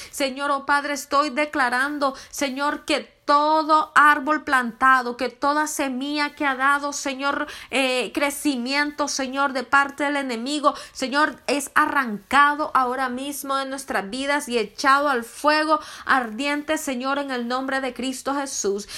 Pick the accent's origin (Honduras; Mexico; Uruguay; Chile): Honduras; soy de Honduras.